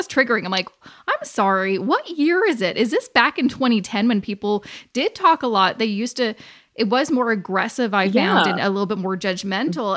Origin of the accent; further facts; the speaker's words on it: Canada; I was born and raised in Canada and had a pretty easy life